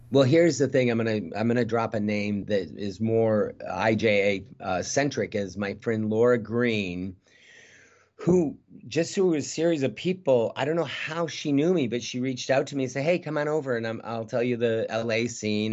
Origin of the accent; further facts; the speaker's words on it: Midwest, United States; moved away as an adult; now in North Hollywood, United States; I'm a kid from the Midwest